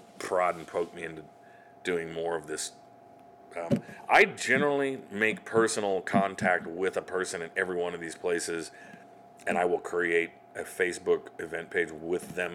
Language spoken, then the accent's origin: English; Salina, Kansas, United States; now in Kansas City, United States; my hometown of Salina.